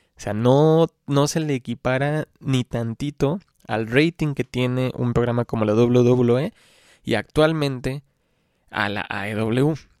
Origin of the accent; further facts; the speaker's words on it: Xalapa, Veracruz, Mexico; yo soy pues, de Jalapa, Veracruz